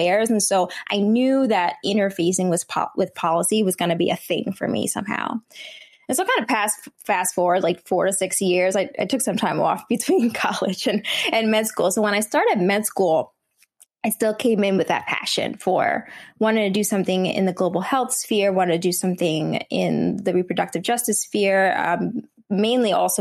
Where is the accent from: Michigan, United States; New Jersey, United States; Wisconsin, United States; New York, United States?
New Jersey, United States; first language Vietnamese; English is a second language; my parents resettled to New Jersey, and that's where I was born and raised. So I've always been a Jersey girl